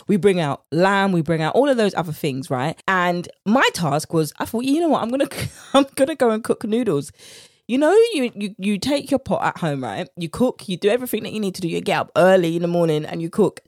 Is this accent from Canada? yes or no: no; United Kingdom; accent: British; my British accent